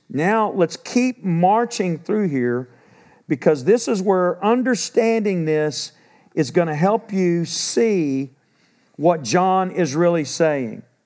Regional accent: Texas, United States; I'm from Texas. I'm thirty minutes from the house I grew up

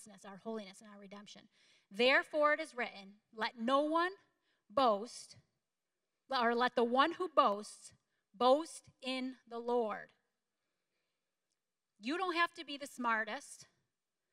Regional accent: DeKalb Junction, New York, United States; I grew up in DeKalb Junction, New York.

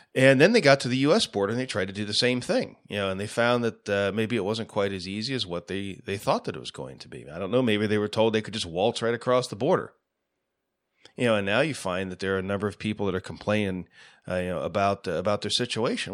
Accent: United States; as an American

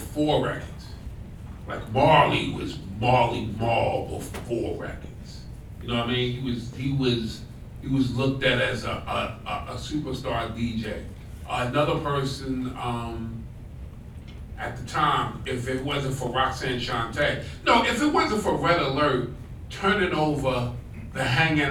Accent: Long Island, New York, United States; also born or lived in Harlem, New York; I was born in Harlem, but I grew up in Long Island. I grew up in Brentwood, grew up in Patchogue

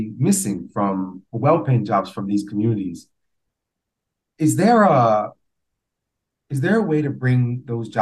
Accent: New York City, New York, United States; I grew up in the Amalgamated in the Bronx

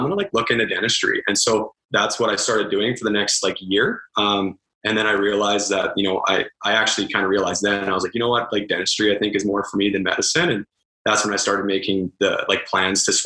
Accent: Calgary, Alberta, Canada; So I'm from Calgary, born and raised there.

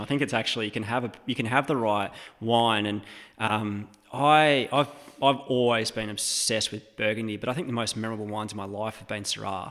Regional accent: Western Australia, Australia; moved away as an adult; also born or lived in Oregon; being an Australian and coming from that kind of, um, o-, outspoken family, like that country, West Australian vibe

